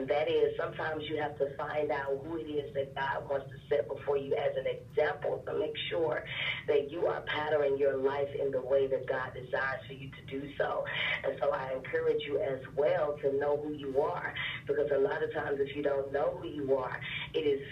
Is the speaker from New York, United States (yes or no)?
no; Memphis, Tennessee, United States; now in Atlanta, United States; I am originally from Memphis, Tennessee, by way of West Memphis, Arkansas, and I'm now in Atlanta